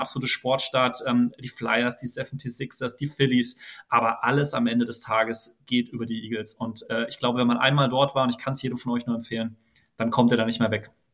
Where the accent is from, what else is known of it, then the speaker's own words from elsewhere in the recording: Frankfurt, Hesse, Germany; gebürtiger Frankfurter